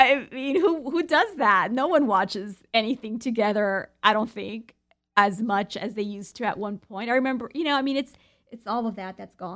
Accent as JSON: {"language": "English", "country": "United States", "said": "being American"}